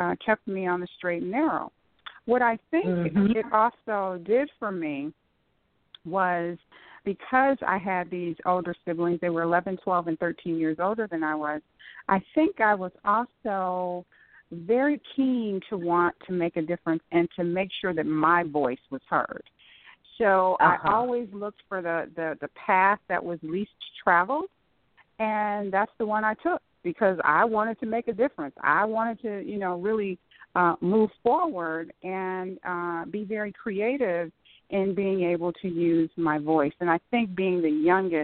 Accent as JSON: {"language": "English", "town": "Saginaw", "region": "Michigan", "country": "United States", "tie": "born or raised there", "also_born_or_lived": "Florida / Southfield, Michigan / Farmington Hills, Michigan", "moved": "as an adult", "lives_now": "Cincinnati, United States", "said": "I'm originally from Saginaw, Michigan"}